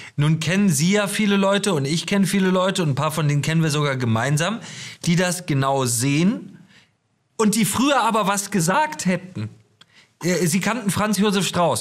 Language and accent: German; Germany; wir als Deutsche